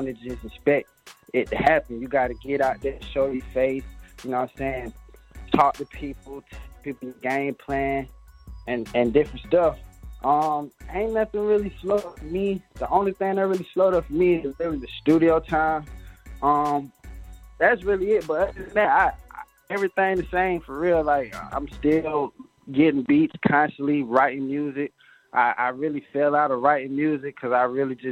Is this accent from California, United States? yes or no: no; Decatur, Georgia, United States; I'm from the east side, Decatur, but I get my money all over Atlanta